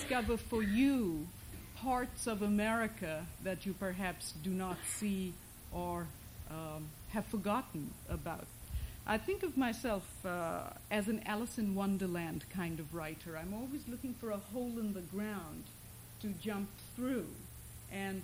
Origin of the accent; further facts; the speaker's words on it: Kolkata, West Bengal, India; English is a second language; moved away as an adult; also born or lived in Britain / Switzerland / Iowa; now in United States; I lived a very middle-class Bengali life in a very middle-class Calcutta neighborhood